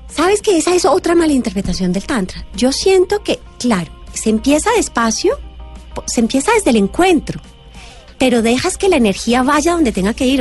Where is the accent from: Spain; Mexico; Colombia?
Colombia; en este ser que soy, que nace en Colombia, en esta familia particular